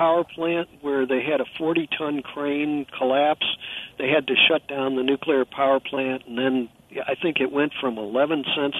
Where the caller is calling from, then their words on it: California, United States; I'm calling you from California